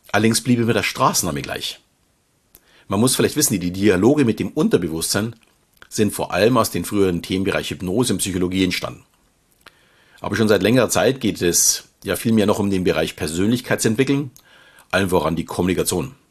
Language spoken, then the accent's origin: German; Munich, Bavaria, Germany; Wie man vielleicht schon hört, komme ich aus dem Süden Deutschlands und fühle mich, auch wenn ich mittlerweile mit meiner Familie etwas außerhalb wohne, noch immer als echter Münchner. Schließlich bin ich geboren und aufgewachsen in der bayerischen Landeshauptstadt.